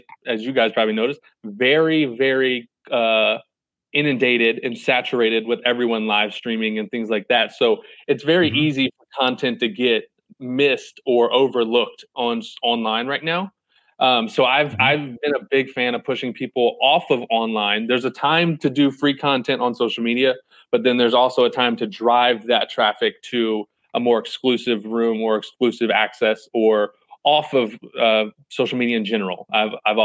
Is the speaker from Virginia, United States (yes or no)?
yes; 20 minutes from Chesapeake, Virginia, United States; I'm from like 20 minutes down there.